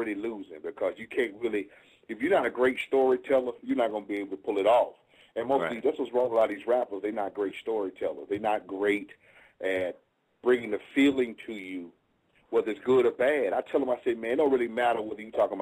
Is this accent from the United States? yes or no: yes; Atlanta, Georgia, United States; I'm from Atlanta